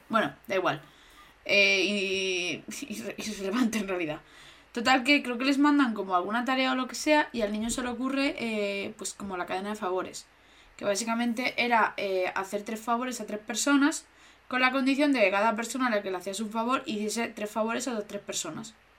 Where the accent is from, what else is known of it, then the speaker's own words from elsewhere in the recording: Region of Murcia, Spain; mi pueblo está cerca de Lorca, pero realmente no está cerca, pero entra dentro de Murcia